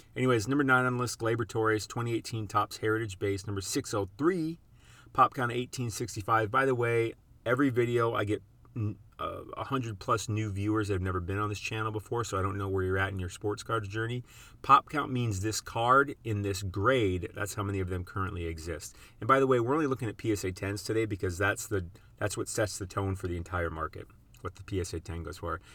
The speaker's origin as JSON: {"language": "English", "region": "South Dakota", "country": "United States", "tie": "born or raised there", "moved": "yes", "said": "where I grew up in South Dakota"}